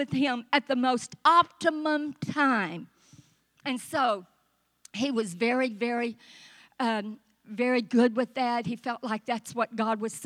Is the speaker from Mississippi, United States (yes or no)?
yes; Vicksburg, Mississippi, United States; moved away as an adult; also born or lived in Southeast Texas; a little girl born and raised in Vicksburg, Mississippi, was going to marry a guy from Texas